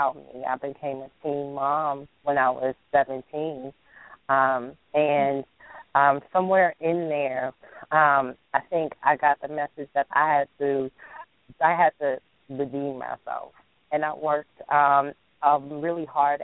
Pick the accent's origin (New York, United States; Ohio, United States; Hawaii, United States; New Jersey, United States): New York, United States; New York City; I'm also from New York. I was born and raised in the Bronx